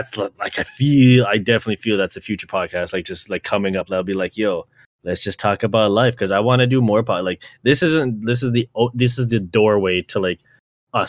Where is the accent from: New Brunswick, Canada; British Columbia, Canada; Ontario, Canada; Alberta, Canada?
Ontario, Canada; Brampton; because I grew up in Brampton